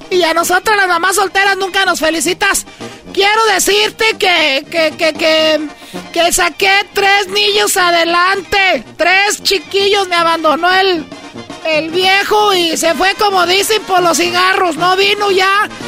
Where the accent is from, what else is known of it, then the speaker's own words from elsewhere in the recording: Michoacán, Mexico; moved away; nosotros somos allá de Tarimor, Michoacán.